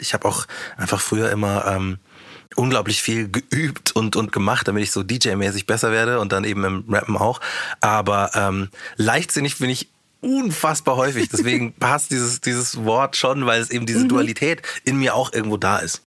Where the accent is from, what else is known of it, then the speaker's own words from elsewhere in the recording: Munich, Bavaria, Germany; ich bin ja Münchner